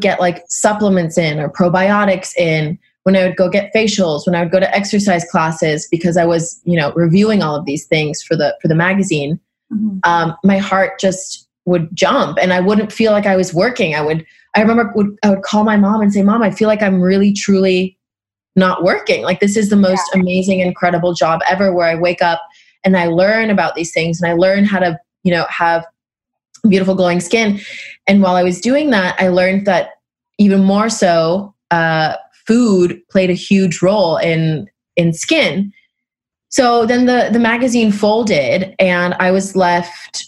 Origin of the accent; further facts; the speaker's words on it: San Diego, California, United States; moved away as an adult; now in New York, United States; I grew up in San Diego, California, eating the most beautiful produce of all time